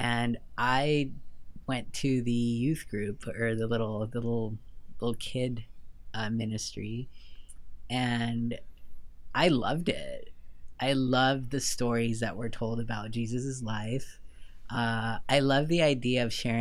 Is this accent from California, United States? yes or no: yes; Southern California, United States; moved away as an adult; also born or lived in Lima, Peru / New York / Vancouver; now in Nashville, United States; We moved from Lima to Southern California when I was 6